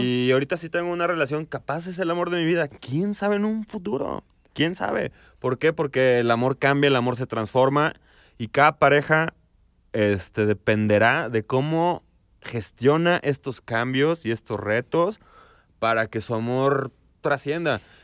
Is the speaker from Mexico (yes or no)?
yes; León, Guanajuato, Mexico; también somos de provincia, somos de León